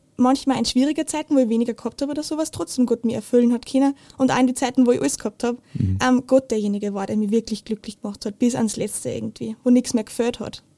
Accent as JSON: {"language": "German", "town": "Steyr", "region": "Upper Austria", "country": "Austria", "tie": "born or raised there", "said": "ich bin in Steyr aufgewachsen"}